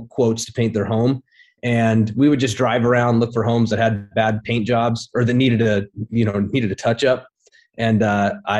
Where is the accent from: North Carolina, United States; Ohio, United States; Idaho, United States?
Idaho, United States; Twin Falls; I'm a kid from a small town in Idaho. Twin Falls, Idaho